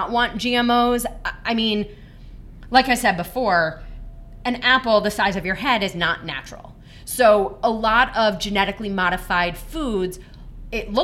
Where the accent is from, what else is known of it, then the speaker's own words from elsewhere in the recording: Michigan, United States; I grew up in Michigan